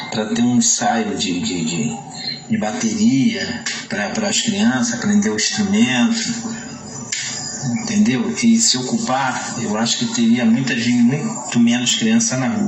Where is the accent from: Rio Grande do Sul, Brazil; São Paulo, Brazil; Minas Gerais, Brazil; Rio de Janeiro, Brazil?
Rio de Janeiro, Brazil; São Gonçalo; de onde eu fui criado na Porta Pedra